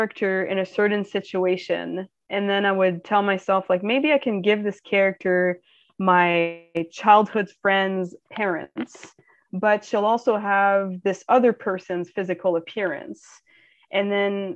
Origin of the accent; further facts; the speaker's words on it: Ottawa, Ontario, Canada; Ottawa, which is my hometown